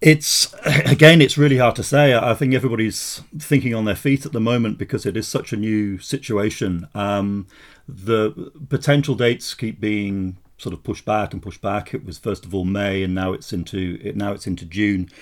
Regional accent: Wolverhampton, West Midlands, United Kingdom; moved away as an adult; now in Edinburgh, United Kingdom; I grew, I grew up in the West Midlands, um, Wolverhampton, but I've been here since Oh, since nineteen eighty-seven, um, I came up as a, as a student, uh, to go to Edinburgh University and, and, and stayed on

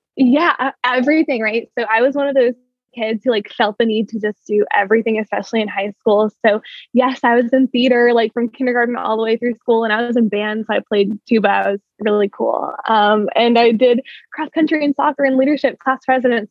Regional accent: Oakland, California, United States; I am from Oakland, California, so the Bay Area

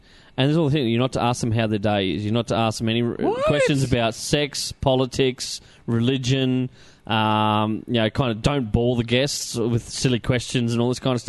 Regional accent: Australia; we're Australian, we're very friendly.

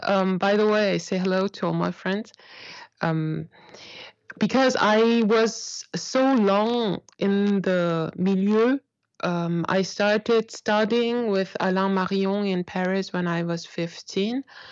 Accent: South Korea; also born or lived in Germany; I'm an Asian, so I have an Asian face, and I grew up in Korea. But I also grew up in Germany when I was little.

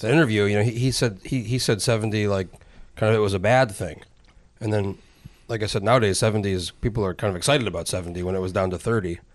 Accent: New Mexico, United States; I, I grew up in New Mexico

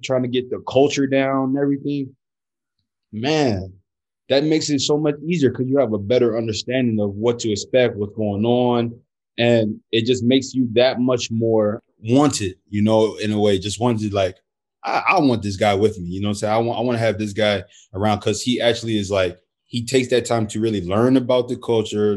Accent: United States; moved away as an adult; also born or lived in Brazil; now in Germany; I'm American

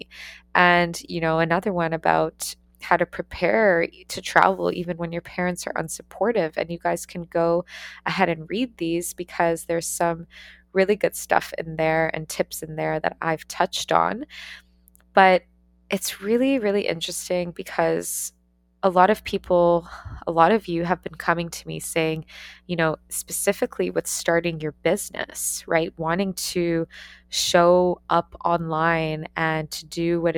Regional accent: Ontario, Canada; moved away as an adult; also born or lived in Australia; I took the leap to leave my hometown, to leave Canada, and to move across the world to go to Australia and to study

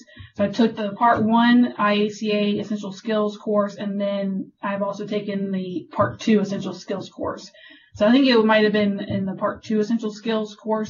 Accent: Richmond, Virginia, United States; moved away as an adult; also born or lived in Fayetteville, North Carolina; I'm originally from Richmond, Virginia. That's where I grew up.

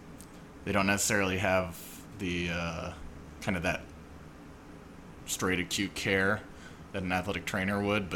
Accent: Colorado, United States; moved away as an adult; also born or lived in Phoenix / California; I'm from Colorado. Went to school there for undergrad

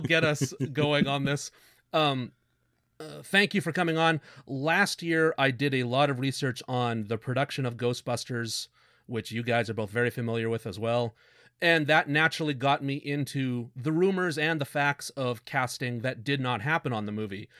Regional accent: Canada; We're Canadian

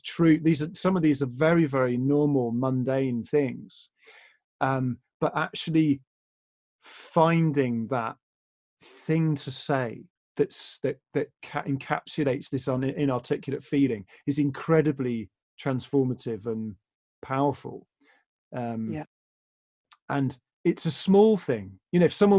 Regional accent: England, United Kingdom; We're English, and that's very much part of our culture

